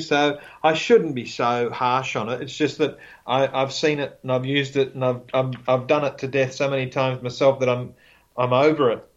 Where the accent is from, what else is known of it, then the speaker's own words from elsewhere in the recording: Australia; I'm Australian